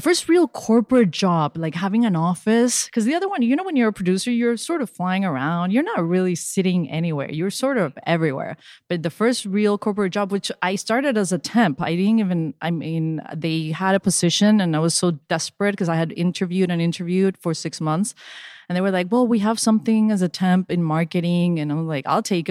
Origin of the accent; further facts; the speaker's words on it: Venezuela; moved away; also born or lived in Spain / Miami; when I was growing up in Venezuela